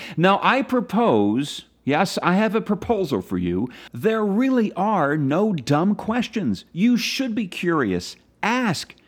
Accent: Philadelphia, Pennsylvania, United States; my hometown, Philadelphia

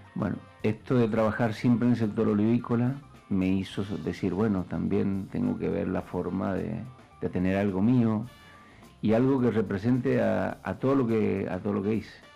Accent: Argentina

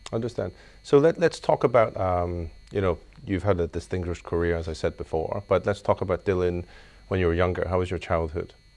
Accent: Belfast, Northern Ireland, United Kingdom; now in Hong Kong; I grew up in Belfast

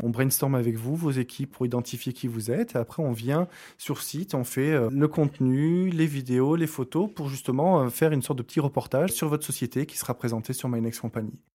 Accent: Bordeaux, Nouvelle-Aquitaine, France; moved away; also born or lived in Arcachon; je suis français, j'ai grandi euh, à Bordeaux, entre Bordeaux et Arcachon

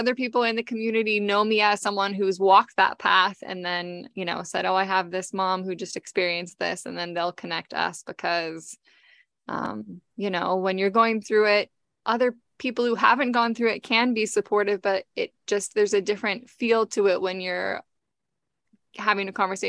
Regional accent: Seattle, Washington, United States; There were two of them that lived in Seattle actually, and I grew up on the West Side.

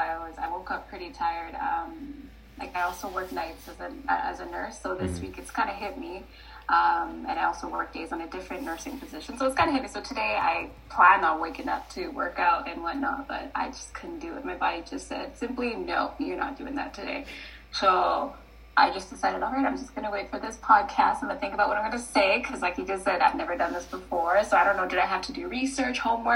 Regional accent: Kenya; born there; moved away; But the way I got up here is I was born back home in Kenya, and my dad came here first as a teaching assistant, I believe, in one of the universities, and we just followed a few years later.

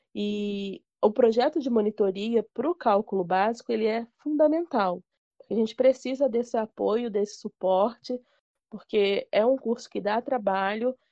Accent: Rio de Janeiro, Brazil; lá no Rio de Janeiro, que eu sou carioca

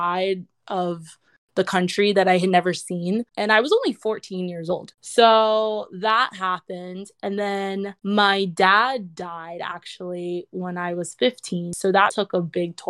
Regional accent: South Florida, United States; also born or lived in Wisconsin / Atlanta; I was originally born in Wisconsin. I grew up in South Florida

